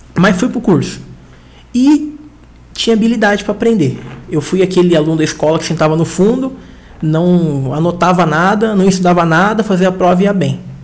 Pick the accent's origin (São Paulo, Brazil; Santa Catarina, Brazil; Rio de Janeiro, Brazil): São Paulo, Brazil; Diadema; Sou de Diadema, aqui em São Paulo